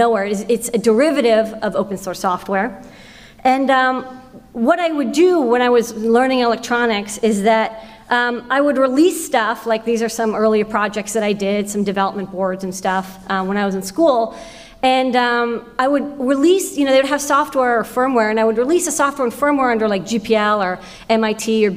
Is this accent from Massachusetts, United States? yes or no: yes; Boston, Massachusetts, United States; I grew up in Boston